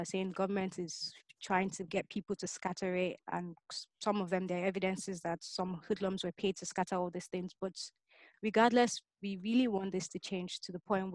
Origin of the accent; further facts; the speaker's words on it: Nigeria; my proudest moment as a Nigerian